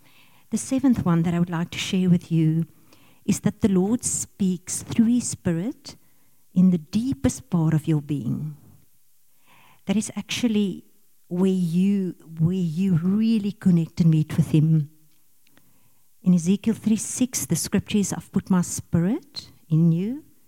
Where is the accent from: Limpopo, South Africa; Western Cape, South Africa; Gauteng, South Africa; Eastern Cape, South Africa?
Gauteng, South Africa; Pretoria; We come from Pretoria. We were in the Ingea Moreleta Church in Pretoria.